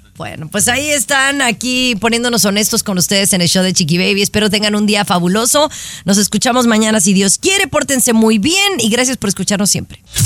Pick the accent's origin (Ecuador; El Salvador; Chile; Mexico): Mexico; now in United States; siendo mexicana